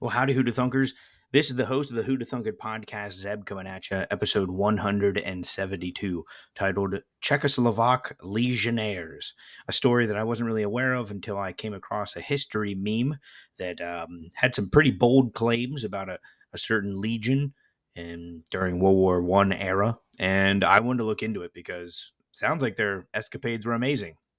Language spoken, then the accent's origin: English; United States; I'm American